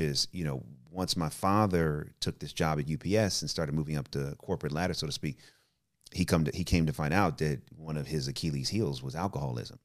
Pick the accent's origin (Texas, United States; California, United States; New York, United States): California, United States; Oakland; also born or lived in Richmond / Berkeley / Albany; I'm from the Bay Area, you know, grew up in, you know, O-, Oakland and Richmond and, uh, Berkeley